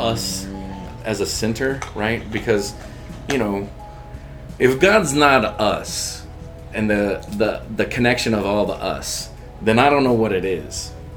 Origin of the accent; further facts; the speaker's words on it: Texas, United States; I grew up in Texas, I grew up in a barrio neighborhood